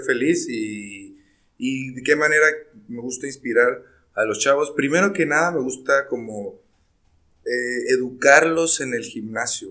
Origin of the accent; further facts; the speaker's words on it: Mexico; Como mexicanos celebramos la muerte